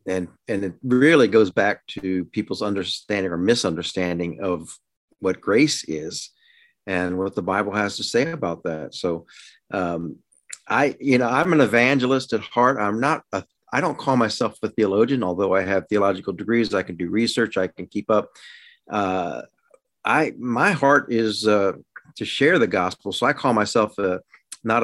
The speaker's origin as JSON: {"language": "English", "region": "Maryland", "country": "United States", "tie": "born or raised there", "also_born_or_lived": "Washington, D.C. / Texas", "moved": "as an adult", "said": "I grew up in Maryland, born in Washington, D.C., grew up in Maryland, and lived there."}